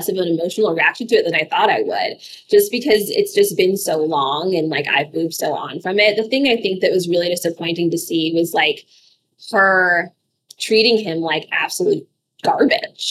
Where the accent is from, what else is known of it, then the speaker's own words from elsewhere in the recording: Alaska, United States; I grew up in Alaska